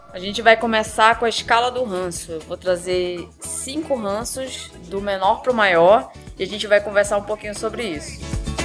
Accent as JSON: {"language": "Portuguese", "region": "Rio de Janeiro", "country": "Brazil", "said": "sou de Honório Gurgel, meu, meu filho. Sou de Honório Gurgel real."}